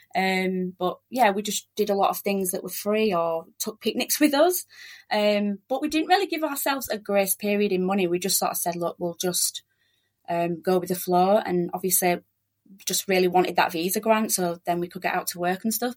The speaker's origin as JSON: {"language": "English", "town": "Leeds", "region": "Yorkshire and the Humber", "country": "United Kingdom", "also_born_or_lived": "South Australia / Joondalup, Perth", "moved": "as an adult", "lives_now": "Perth, Australia", "said": "we're from Leeds in West Yorkshire"}